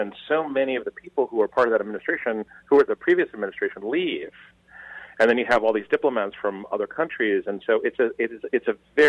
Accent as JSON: {"language": "English", "town": "Washington", "region": "District of Columbia", "country": "United States", "tie": "born or raised there", "moved": "yes", "lives_now": "New York, United States", "said": "I was born in New York, but I grew up in Washington, D.C."}